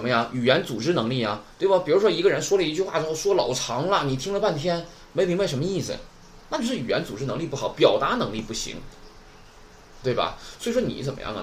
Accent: China; 咱们中国人打中文的时候是不是用汉语拼音的多一些呀

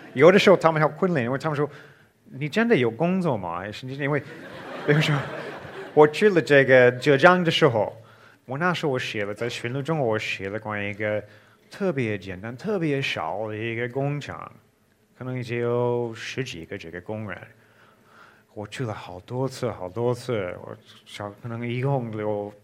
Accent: Missouri, United States; Chinese is a second language; moved away as an adult; also born or lived in China; now in Egypt; 我小的时候，我是在密苏里州长大的。呃，密苏里州是在美国的中部，也是一个比较偏僻的一个地方，少地方

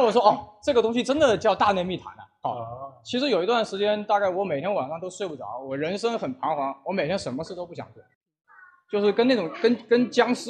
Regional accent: Wuhan, Hubei, China; 这个身为一个武汉人呢，

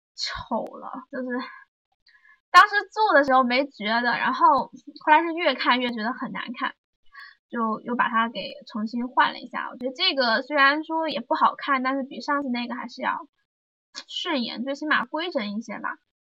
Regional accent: Zhejiang, China; 在我老家，老家是一个四线小城市嘛，浙江

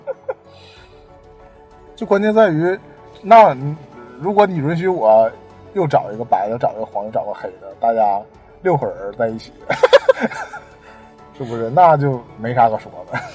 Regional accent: China; 中国打仗的时候我们都没经历

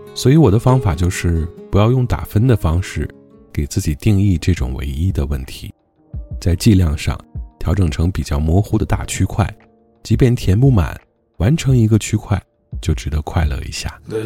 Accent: China; 我们中国人

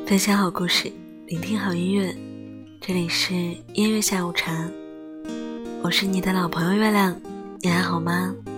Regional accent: Heilongjiang, China; moved away; 我的家乡黑龙江

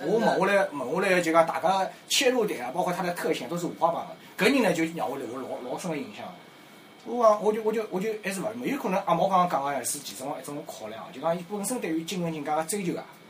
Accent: Fujian, China; accent: Fujian; 不。好意思哦，我讲有点福建口音。

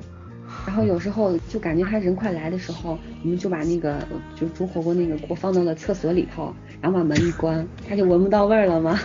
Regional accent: Xi'an, Shaanxi, China; moved away; 我们这边儿的方言，不管是，就是男生说还是女生说，都有一种很汉子的感觉

